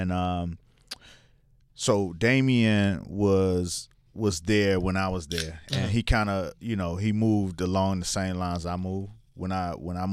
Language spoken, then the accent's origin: English; Miami, Florida, United States; moved away as an adult; now in New York, United States; I'm from Miami